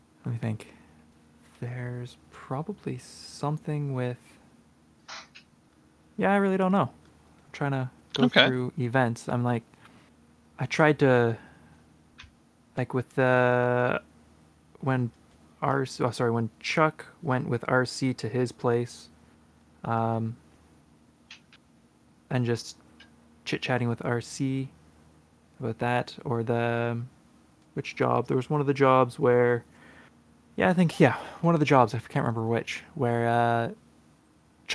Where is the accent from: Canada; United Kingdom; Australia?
Canada; being a Canadian